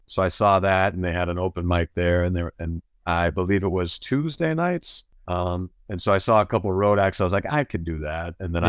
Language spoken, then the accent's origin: English; Schuylkill County, Pennsylvania, United States; moved away as an adult; also born or lived in Harrisburg, Pennsylvania; now in California, United States; Grew up, born and raised in Pennsylvania. So I grew up, I like to tell people away from Pennsylvania that I'm from Philly unless you're from Philly, and then I'm from a whole other place.